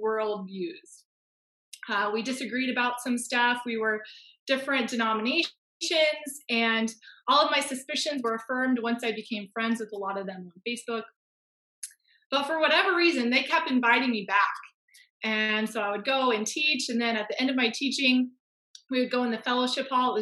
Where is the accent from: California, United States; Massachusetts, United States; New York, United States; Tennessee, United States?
California, United States; Fresno; moved away as an adult; now in Ontario, Canada; I am from Fresno. I just moved to Ontario, Canada just over a year ago